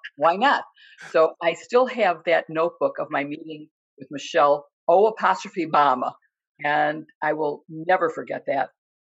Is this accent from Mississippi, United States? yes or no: no; Chicago, Illinois, United States; I'm from Chicago.